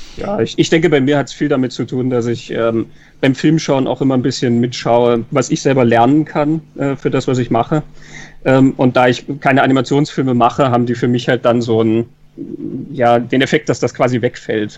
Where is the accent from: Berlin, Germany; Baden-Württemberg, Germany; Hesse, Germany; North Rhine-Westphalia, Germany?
Hesse, Germany; Kassel; also born or lived in Munich area, Germany; now in Salzburg, Austria; in Kassel geboren, mich hat es dann aber weit nach Süden verschlagen, äh, Münchner Raum. Und dann hat es mich noch weiter verschlagen, nämlich ins Ausland, nach Salzburg.